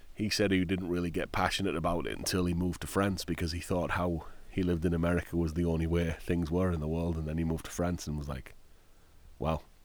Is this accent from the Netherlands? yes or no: no; Middlesbrough, North East England, United Kingdom; moved away as an adult; now in United States; my hometown, Middlesbrough.